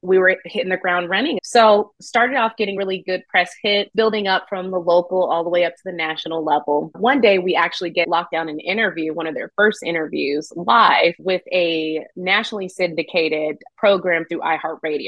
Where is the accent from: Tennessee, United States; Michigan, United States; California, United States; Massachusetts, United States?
Tennessee, United States; Nashville; now in Austin, United States; I'm originally from Nashville